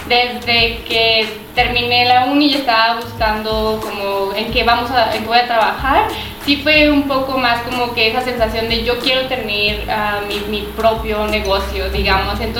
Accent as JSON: {"language": "Spanish", "region": "Zacatecas", "country": "Mexico", "tie": "born or raised there", "also_born_or_lived": "León, Mexico", "moved": "as an adult", "lives_now": "Amsterdam, Netherlands", "said": "yo soy de Zacatecas. Eh, aquí viví, estudié hasta mi maestría. Bueno, la maestría la hice en León"}